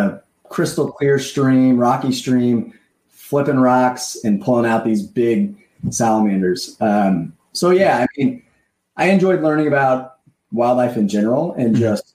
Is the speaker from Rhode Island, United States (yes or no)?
no; Santa Claus, Indiana, United States; I'm originally from Southern Indiana